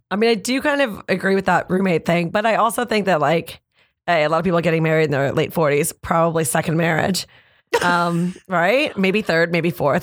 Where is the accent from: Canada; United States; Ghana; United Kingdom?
Canada; we already kind of knew as Canadian comics